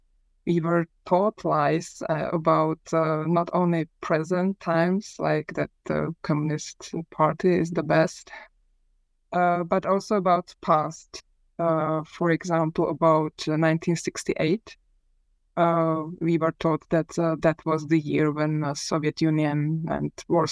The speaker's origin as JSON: {"language": "English", "region": "Prague", "country": "Czechia", "tie": "born or raised there", "said": "So I was born in Prague in the early 1970s, which means that I spent my childhood and majority of my teenage in communist Czechoslovakia"}